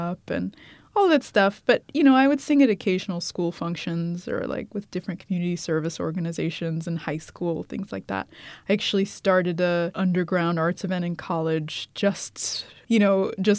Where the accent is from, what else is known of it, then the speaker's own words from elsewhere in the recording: New York, United States; also born or lived in Ethiopia / Iowa / Germany; I grew up in New York